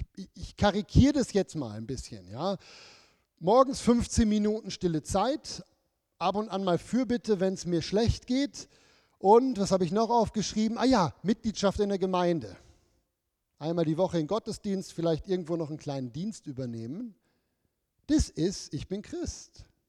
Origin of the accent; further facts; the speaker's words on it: Germany; moved away; bei uns früher in Deutschland